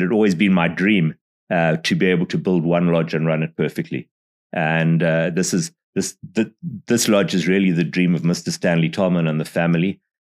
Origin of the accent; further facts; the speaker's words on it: Botswana; you know, I'm from Botswana, and they'd say, well, where is that?